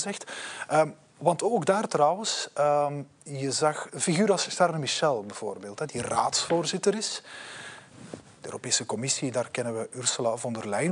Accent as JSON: {"language": "Dutch", "country": "Belgium", "said": "zijn wij Belgen"}